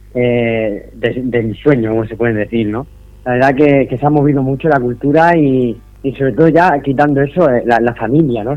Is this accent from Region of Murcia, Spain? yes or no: yes; Los Alcázares, Region of Murcia, Spain; en, mi tierra